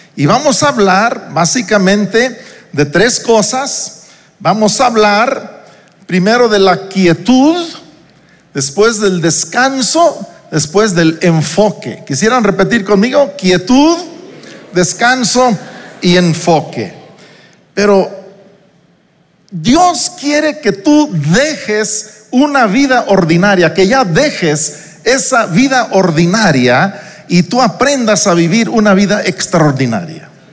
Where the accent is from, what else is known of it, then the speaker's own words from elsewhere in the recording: Uruapan, Michoacán, Mexico; moved away as an adult; also born or lived in New York; Yo salí de Uruapan, Michoacán, donde crecí, donde pasé mi infancia.